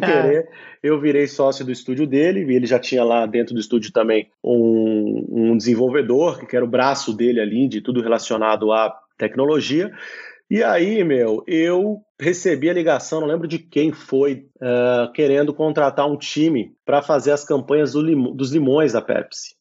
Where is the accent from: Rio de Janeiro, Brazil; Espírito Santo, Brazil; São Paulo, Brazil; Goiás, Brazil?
São Paulo, Brazil; moved away as an adult; also born or lived in Brasília / Belo Horizonte / Italy; now in Lisbon, Portugal; eu sou, claro, brasileiro, né? Nasci em São Paulo, morei muito tempo em Brasília também, tive uma temporada em Belo Horizonte quando criança.